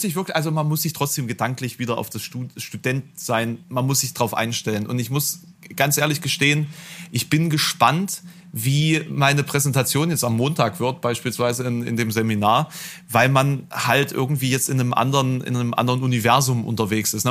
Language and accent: German; Germany; als Piefke